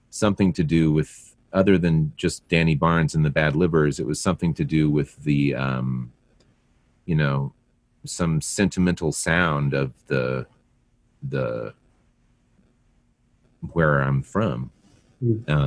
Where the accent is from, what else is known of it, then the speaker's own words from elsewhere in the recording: El Paso, Texas, United States; I grew up my whole life in El Paso